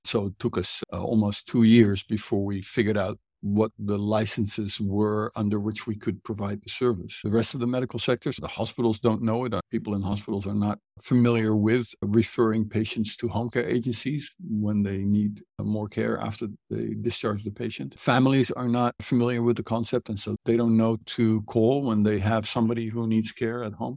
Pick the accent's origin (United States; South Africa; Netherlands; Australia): Netherlands; moved away as an adult; also born or lived in Cambodia / Egypt; now in Hanoi, Vietnam; I was born and raised educated in Holland